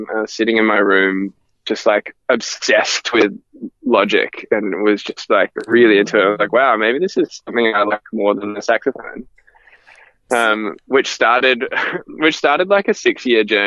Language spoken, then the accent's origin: English; Gold Coast, Queensland, Australia; I grew up in the Gold Coast